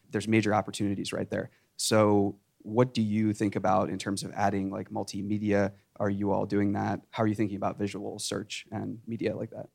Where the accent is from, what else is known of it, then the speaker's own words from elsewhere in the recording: Silicon Valley, California, United States; I'm from Silicon Valley